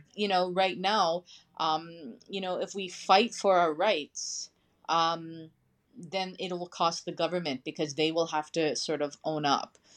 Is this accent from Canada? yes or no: yes; Lac La Ronge, Saskatchewan, Canada; now in Montreal, Canada; I'm originally from Lac La Ronge, Saskatchewan